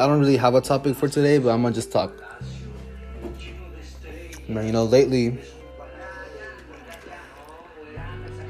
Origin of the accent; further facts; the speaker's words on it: Dallas, Texas, United States; born and raised in Dallas, Texas